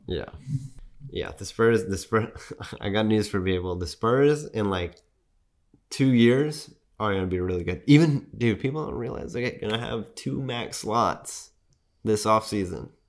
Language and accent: English; San Antonio, Texas, United States; I'm from San Antonio